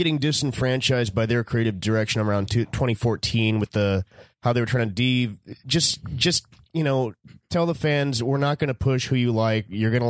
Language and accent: English; San Diego, California, United States; San Diego.